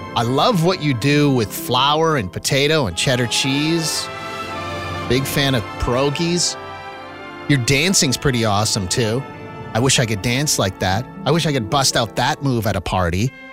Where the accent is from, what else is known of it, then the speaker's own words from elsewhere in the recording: Saskatchewan, Canada; Saskatchewan people, and I'm one of you